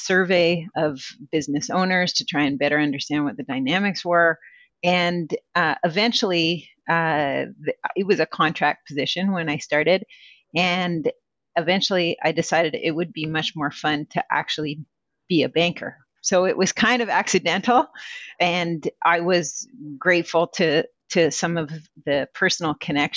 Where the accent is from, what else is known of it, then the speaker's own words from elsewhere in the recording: Quebec, Canada; moved away as an adult; also born or lived in Toronto; I grew up in Quebec, so my favorite course in Cégep was political science.